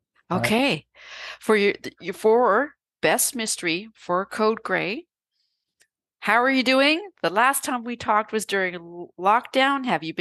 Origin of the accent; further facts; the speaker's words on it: Canada; okay, I'm a Canadian, I'm in British Columbia on Vancouver Island